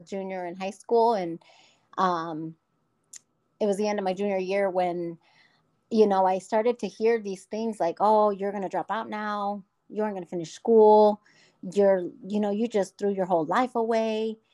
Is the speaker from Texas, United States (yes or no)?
no; Omaha, Nebraska, United States; I was born and raised in Omaha